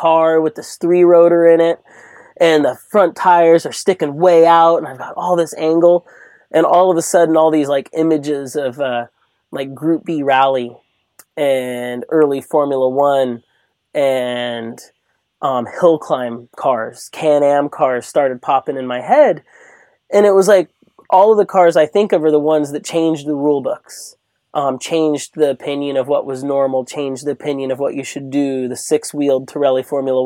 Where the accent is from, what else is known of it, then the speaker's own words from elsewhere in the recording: Long Beach, California, United States; I grew up in Long Beach. I'm from Southern California